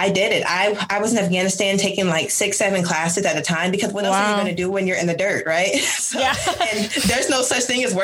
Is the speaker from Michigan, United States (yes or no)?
yes; Michigan, United States; moved away as an adult; I am originally from Michigan